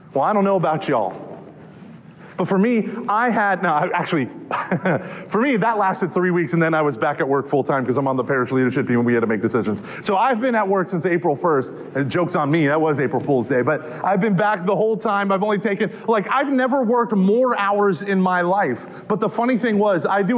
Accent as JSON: {"language": "English", "region": "Texas", "country": "United States", "said": "I'm from Texas"}